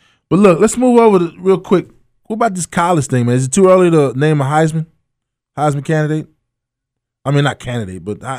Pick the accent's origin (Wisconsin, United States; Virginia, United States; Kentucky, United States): Kentucky, United States; Providence; moved away; I'm from Providence.